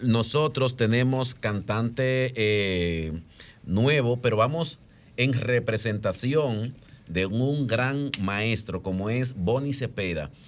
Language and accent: Spanish; Dominican Republic; now in Spain; estoy en mi país